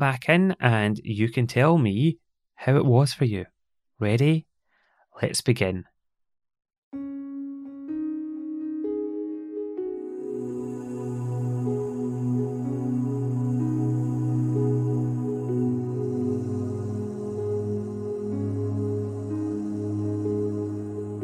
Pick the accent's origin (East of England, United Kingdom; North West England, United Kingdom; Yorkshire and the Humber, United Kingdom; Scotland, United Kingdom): Scotland, United Kingdom; accent: Scottish; my lovely Scottish accent